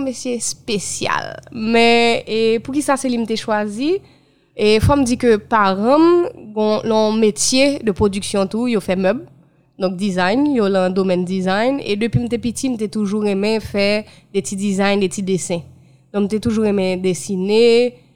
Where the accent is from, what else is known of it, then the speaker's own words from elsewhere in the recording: Haiti; en tant que haïtienne